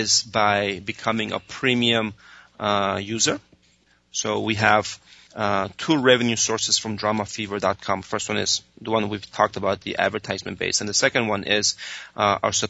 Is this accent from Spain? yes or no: yes; Spain; now in United States; I was raised in Spain, and you know, my parents still live there. I moved there when I was 2 years old